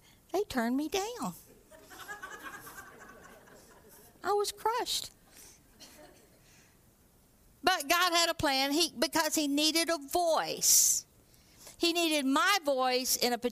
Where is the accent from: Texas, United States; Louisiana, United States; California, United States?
Texas, United States; moved away as an adult; now in Canada; I'm from Texas